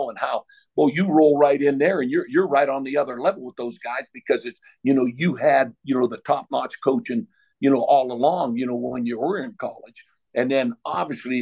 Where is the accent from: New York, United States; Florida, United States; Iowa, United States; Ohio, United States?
Ohio, United States; Warren; moved away as an adult; I was from Warren, Ohio, and back then what it ended up turning out to be was, I mean, it was steel mills